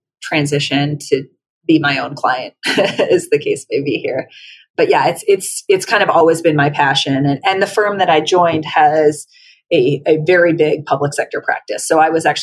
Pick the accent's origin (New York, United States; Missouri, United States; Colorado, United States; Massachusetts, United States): Colorado, United States; moved away as an adult; coming back to my home state and contributing to the knowledge capital and the government sector here